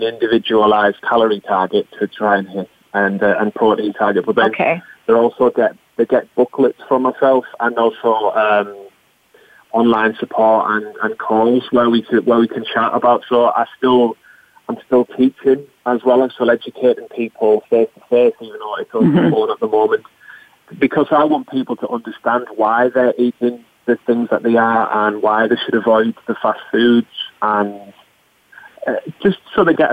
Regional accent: North East England, United Kingdom; I'm not from London. I'm from the northeast of England

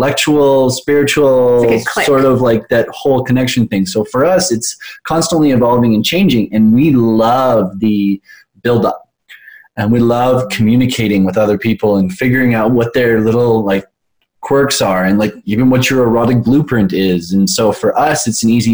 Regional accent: Canada; we're Canadian

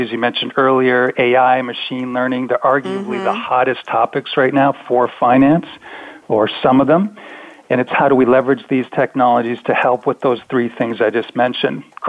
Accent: Canada; being a Canadian

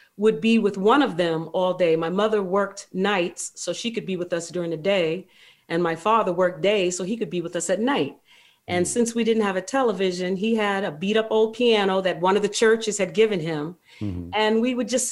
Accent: Ohio, United States; born or raised there

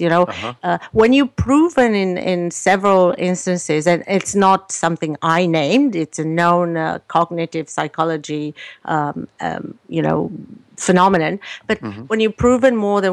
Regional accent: Romania; moved away as an adult; now in Canada; I was born in Romania, so I lived in a communist country.

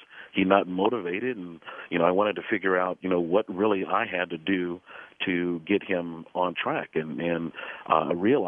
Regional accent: Los Angeles, California, United States; You know, it's the story dates really back to the fifth grade when I was a very young man. I was part of the initial busing that happened in Los Angeles.

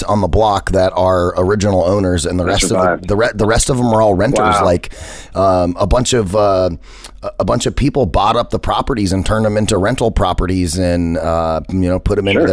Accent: Phoenix, Arizona, United States; I grew up in Metro Phoenix over by Metro Center

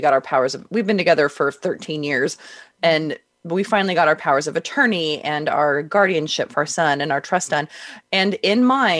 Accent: Simi Valley, California, United States; I grew up in Southern California

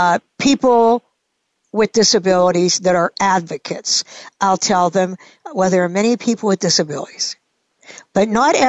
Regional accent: Pittsburgh, Pennsylvania, United States; I am a true blue Pittsburgher

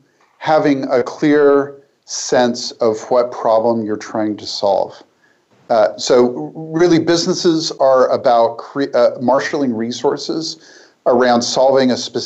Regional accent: Portland, United States; my hometown in Portland

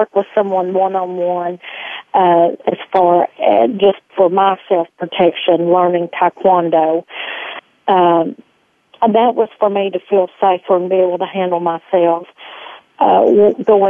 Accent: Arkansas, United States; accent: twang; I've been born and raised here in Arkansas.

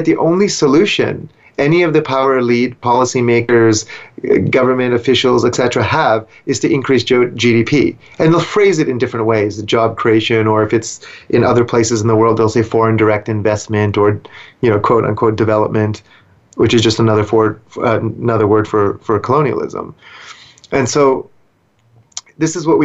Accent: Vancouver, British Columbia, Canada; I grew up in Vancouver

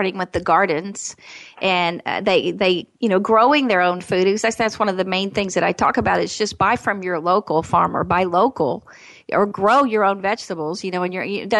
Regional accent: Arkansas, United States; I'm from Arkansas

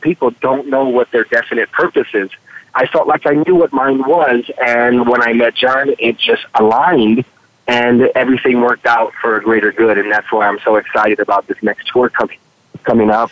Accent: Chicago, Illinois, United States; moved away as an adult; also born or lived in San Diego, California; I grew up in the in the in the northwest side or the west side of Chicago

